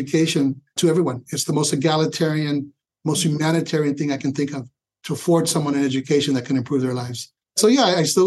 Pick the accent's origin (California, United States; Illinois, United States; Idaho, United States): California, United States; San Francisco; moved away as an adult; also born or lived in Sacramento, California; now in Los Angeles, United States; Being born and raised in San Francisco